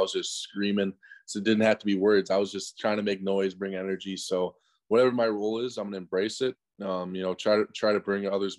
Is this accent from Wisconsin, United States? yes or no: yes; Wisconsin, United States; I'm from Wisconsin.